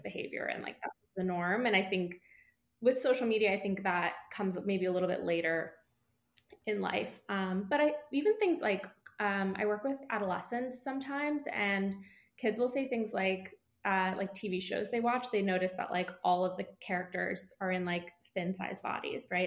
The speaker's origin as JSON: {"language": "English", "region": "East Coast", "country": "United States", "moved": "yes", "said": "I'm from the East Coast originally"}